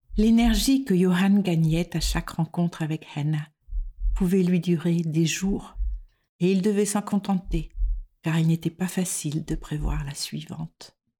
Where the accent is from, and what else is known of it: France; moved away as an adult; now in Denmark